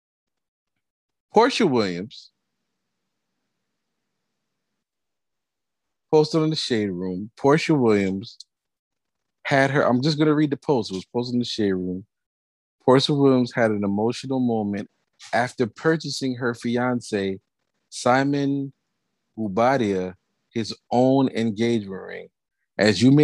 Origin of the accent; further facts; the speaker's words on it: Jamaica; we're very Jamaican people